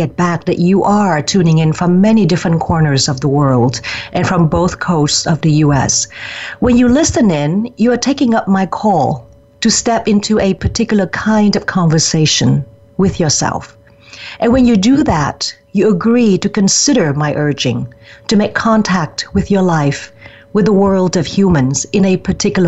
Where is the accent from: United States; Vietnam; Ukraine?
Vietnam; moved away; my home country of Vietnam. Even though I left it close to 40 years ago, it is still my home